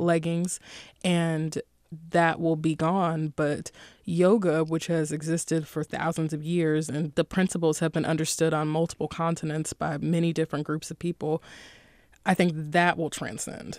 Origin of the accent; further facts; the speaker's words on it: Durham, North Carolina, United States; I'm from Durham, North Carolina